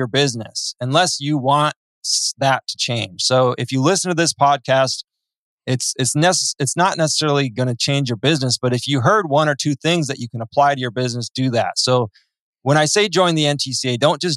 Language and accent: English; Midwest, United States; now in California, United States; I was born in the Midwest myself